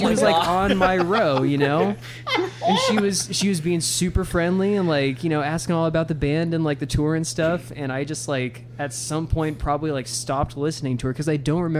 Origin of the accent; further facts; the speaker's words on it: Ireland; Yeah, I'm Irish, I can handle this.